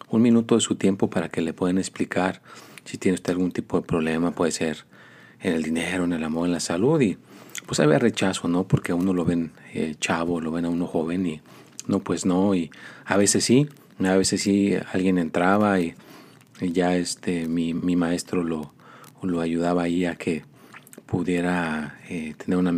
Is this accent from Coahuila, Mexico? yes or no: no; Mexico City, Mexico; born there; dicen que nací en la Ciudad de México, en un convento de monjas